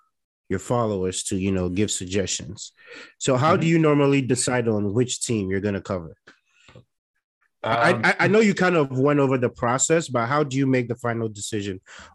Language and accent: English; Ghana; I'm actually from Ghana.